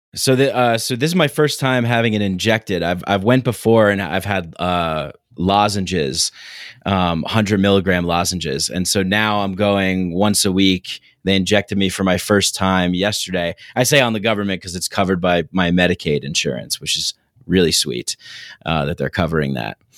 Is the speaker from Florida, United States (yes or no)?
no; New York City, New York, United States; I grew up in New York